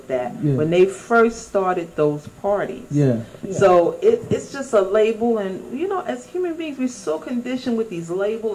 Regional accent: New York City, New York, United States; also born or lived in Bronx; I was born and raised in Harlem

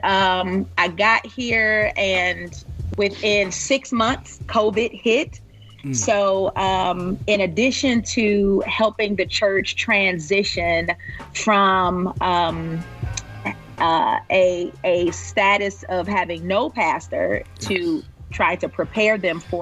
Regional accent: Detroit, Michigan, United States; also born or lived in Fayetteville, Arkansas; now in Indianapolis, United States; I'm born and bred on the west side of Detroit

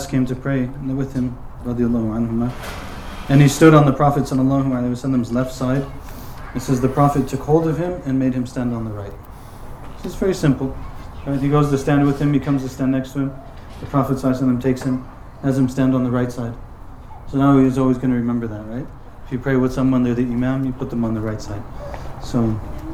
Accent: United States; I'm from America

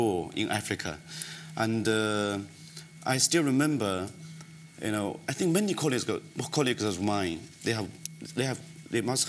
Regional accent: China; moved away as an adult; also born or lived in Democratic Republic of the Congo / Kenya / Jakarta, Indonesia; I was born in China when I was, I only get access to the electricity when I was 11 years old. It's a remote area, village

